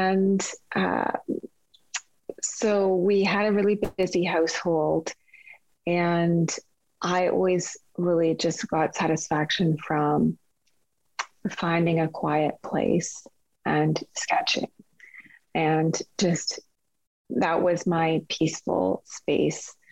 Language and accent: English; Kingston, Ontario, Canada; also born or lived in Regina, Saskatchewan; growing up in Kingston